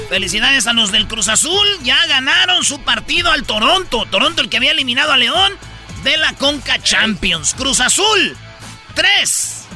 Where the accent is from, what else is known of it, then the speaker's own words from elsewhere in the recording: El Salvador; Somos, salvadoreños. somos bicampeones